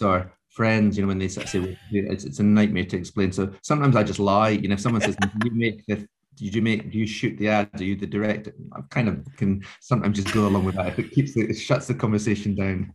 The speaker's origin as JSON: {"language": "English", "area": "Scottish Borders", "region": "Scotland", "country": "United Kingdom", "tie": "born or raised there", "said": "I grew up in the Scottish borders"}